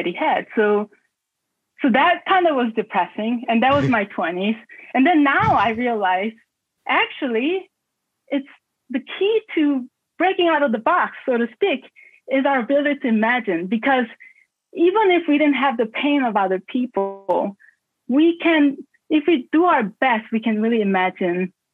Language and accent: English; South Korea; now in Baltimore, United States; when I was growing up in Korea